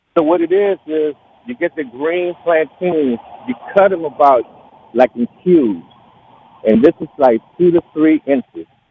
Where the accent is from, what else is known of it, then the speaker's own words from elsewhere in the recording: Honduras; moved away; I'm originally from Honduras